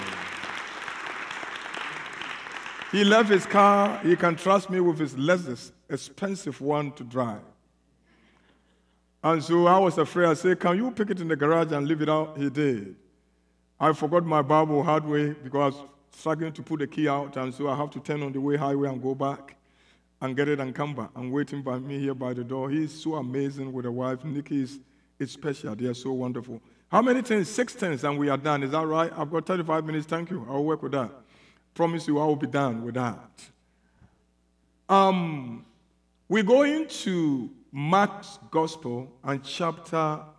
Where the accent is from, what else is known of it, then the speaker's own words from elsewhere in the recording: South Africa; I'm here from South Africa